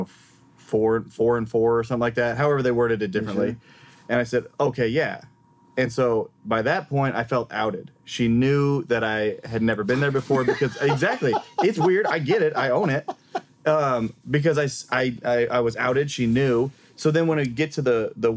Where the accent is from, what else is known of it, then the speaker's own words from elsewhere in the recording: Nebraska, United States; I'm from Nebraska